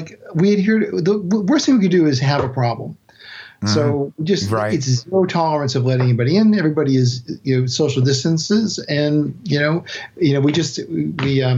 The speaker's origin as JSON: {"language": "English", "region": "Massachusetts", "country": "United States", "tie": "born or raised there", "also_born_or_lived": "New Hampshire / New York", "moved": "as an adult", "lives_now": "Louisville, United States", "said": "I grew up in Massachusetts and we had a house in Hampshire."}